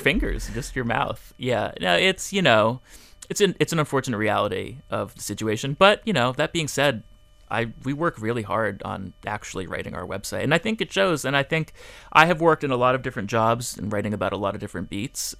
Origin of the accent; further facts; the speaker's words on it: Fort Lauderdale, Florida, United States; also born or lived in Miami; I grew up in Fort Lauderdale